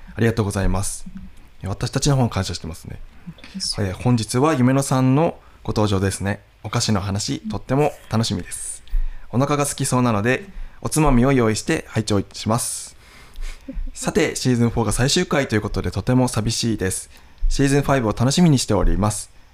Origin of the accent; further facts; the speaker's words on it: Nishiwaga, Iwate, Japan; ふるさとの味